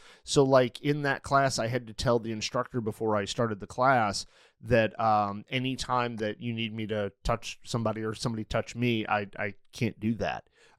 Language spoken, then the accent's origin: English; Manchester, Connecticut, United States; few years I lived in Manchester, Connecticut. So I think it's interesting. You're from Manchester and I'm from Manchester.